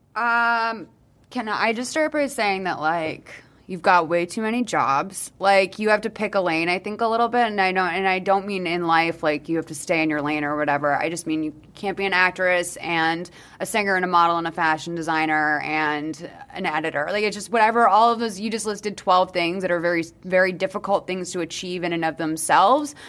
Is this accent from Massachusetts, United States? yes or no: yes; Boston, Massachusetts, United States; now in New York, United States; I'm from Boston